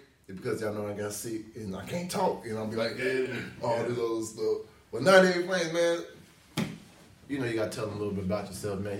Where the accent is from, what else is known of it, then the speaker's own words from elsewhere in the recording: Pensacola, Florida, United States; So I say, man, I'm from Pensacola. I'm from the west side, east side, uptown.